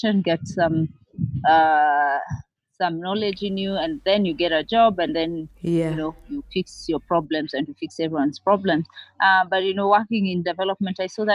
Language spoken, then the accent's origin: English; Nairobi, Kenya; I am from Nairobi, Kenya